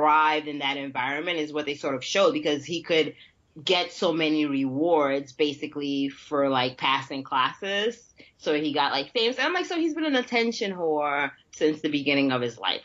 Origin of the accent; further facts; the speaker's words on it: New York City, New York, United States; I'm from New York and yeah. I'm from Brooklyn